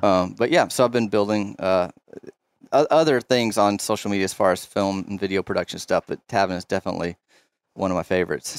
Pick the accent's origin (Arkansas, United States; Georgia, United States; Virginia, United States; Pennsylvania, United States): Arkansas, United States; Dardanelle; I grew up in Dardanelle